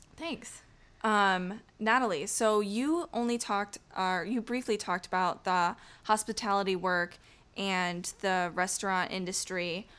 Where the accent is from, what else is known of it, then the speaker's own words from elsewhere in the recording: outside of Syracuse, New York, United States; I was raised outside of Syracuse.